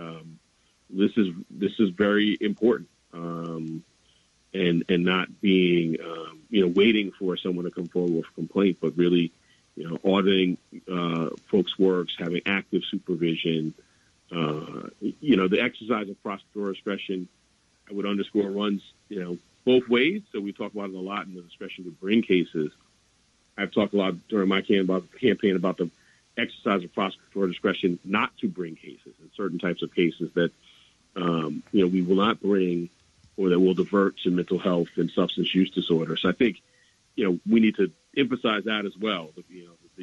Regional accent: New York City, New York, United States; I grew up in Harlem during the mid-80s

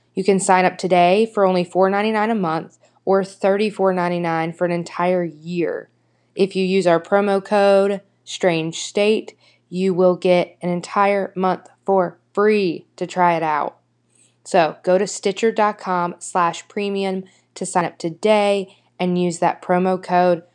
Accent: North Carolina, United States; I'm from North Carolina

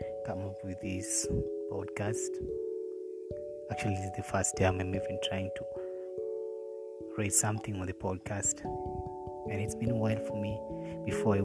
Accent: Nakuru, Nakuru County, Kenya; I'm a simple boy from Nakuru, born and raised in Nakuru, in a place called Egerton.

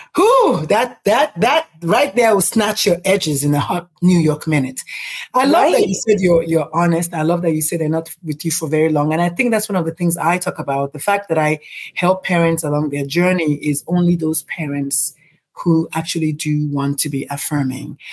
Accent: Nigeria; moved away; I'm Nigerian.

